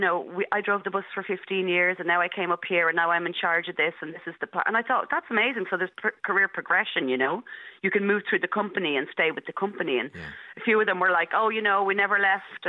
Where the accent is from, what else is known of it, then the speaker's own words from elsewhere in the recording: Dublin, Leinster, Ireland; I grew up in Marino, and I still live here now